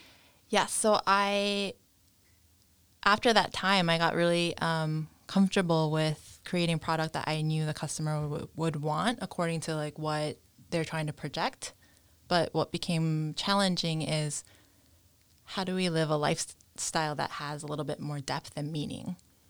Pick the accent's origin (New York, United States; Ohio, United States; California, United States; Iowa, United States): New York, United States; moved away as an adult; now in Kilkeel, United Kingdom; I'm from New York.